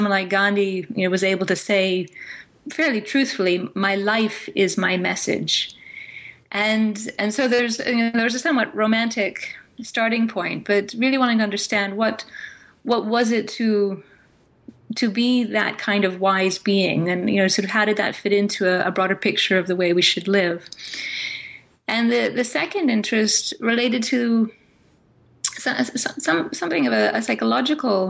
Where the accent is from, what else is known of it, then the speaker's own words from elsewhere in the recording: Fraser Valley, just outside Vancouver, British Columbia, Canada; I grew up in the Fraser Valley, which is just outside Vancouver